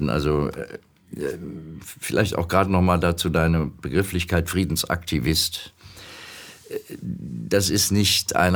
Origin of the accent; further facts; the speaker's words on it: Germany; Ich rolle seit 30 Jahren Steine für den friedlichen Wandel, so sage ich das, durch Deutschland, mein Heimatland.